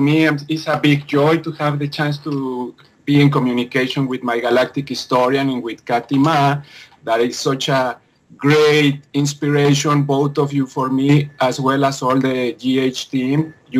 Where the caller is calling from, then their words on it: Vancouver, British Columbia, Canada; I'm calling from Vancouver, BC, on Canada.